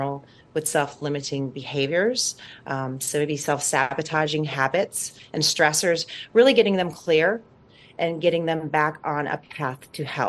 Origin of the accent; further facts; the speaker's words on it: New Orleans, Louisiana, United States; moved away as an adult; now in California, United States; I'm from New Orleans originally